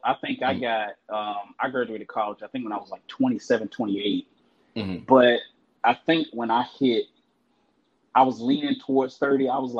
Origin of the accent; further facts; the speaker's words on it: Jacksonville, Florida, United States; now in Orlando, United States; in Jacksonville, Florida. And I'm in Orlando, Central Florida now.